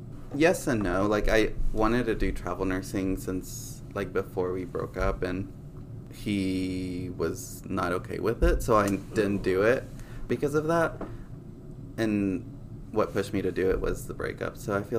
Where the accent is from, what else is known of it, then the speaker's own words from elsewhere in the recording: Mexico; born there; like, my background, like, I was born in Mexico, so my parents raised me with those